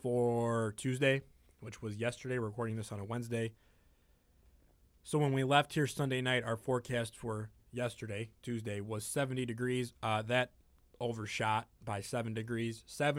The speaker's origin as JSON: {"language": "English", "town": "Chicago", "region": "Illinois", "country": "United States", "said": "You like me because I'm from Chicago."}